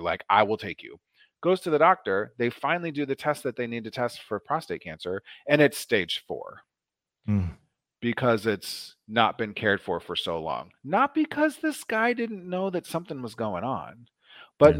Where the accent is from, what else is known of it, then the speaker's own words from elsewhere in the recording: Omaha, Nebraska, United States; I grew up in a predominantly black neighborhood in Omaha